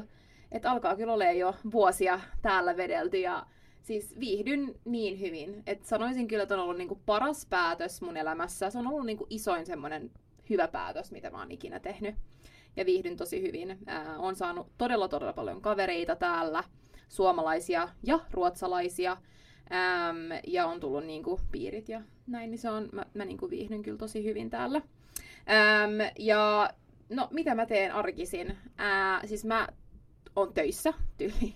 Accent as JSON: {"language": "Finnish", "town": "Espoo", "region": "Uusimaa", "country": "Finland", "tie": "born or raised there", "first_language": "Swedish", "second_language": "Finnish", "moved": "as an adult", "lives_now": "Stockholm, Sweden", "said": "Mä oon Espoosta kotoisin ja sitten mä oon asunut siellä niin kuin koko mun elämän perheen kanssa"}